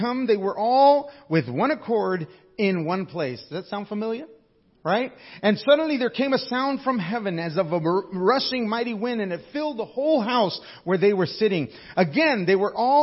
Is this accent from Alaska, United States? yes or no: yes; Alaska, United States; I come from Alaska